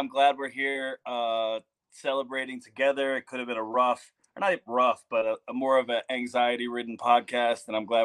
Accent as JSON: {"language": "English", "town": "Detroit", "region": "Michigan", "country": "United States", "tie": "born or raised there", "moved": "yes", "lives_now": "Colorado, United States", "said": "I grew up in Detroit"}